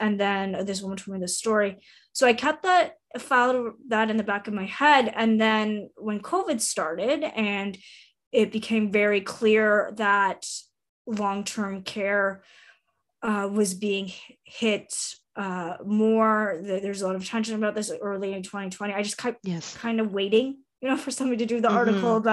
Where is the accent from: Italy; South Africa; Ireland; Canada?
Canada; Southwestern Ontario; also born or lived in Toronto / Whitehorse, Yukon / Saint John, New Brunswick; now in Ottawa, Canada; I grew up in Southwestern Ontario